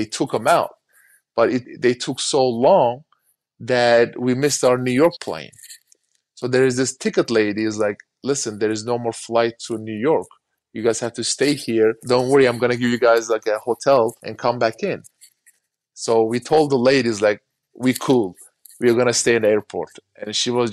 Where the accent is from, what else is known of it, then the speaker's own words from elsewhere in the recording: Turkey; now in United States; I still count as a Turkish citizen, so they could have just sent me back to Turkey